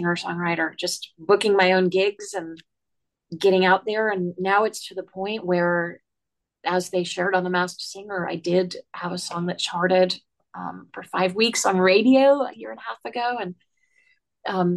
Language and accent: English; Worcester, Massachusetts, United States; I grew up in Worcester, Massachusetts